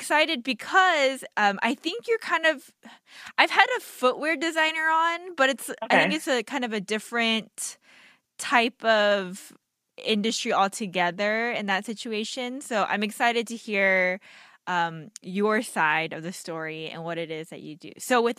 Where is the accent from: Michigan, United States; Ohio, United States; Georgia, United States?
Georgia, United States; Marietta; Justine and I grew up in Marietta, Georgia